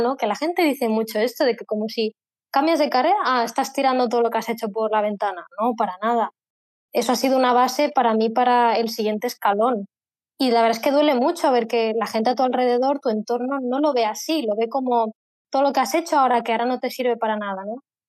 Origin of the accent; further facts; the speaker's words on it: Spain; soy de España